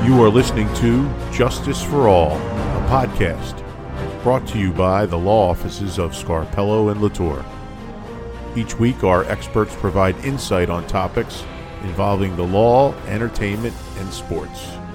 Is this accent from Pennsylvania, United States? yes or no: yes; Philadelphia, Pennsylvania, United States; I am from Philadelphia, born and raised